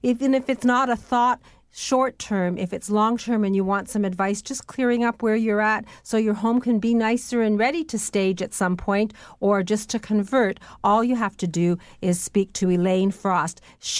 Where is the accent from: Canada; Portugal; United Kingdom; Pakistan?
Canada; Welland, Ontario; I was brought up in the Southern Great Lakes in Welland, and there's all sorts of wonderful things happening in Niagara and in Buffalo.